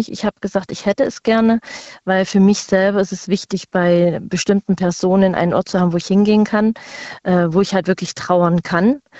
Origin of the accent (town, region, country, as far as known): Saxony, Germany; born or raised there; now in Rhineland-Palatinate, Germany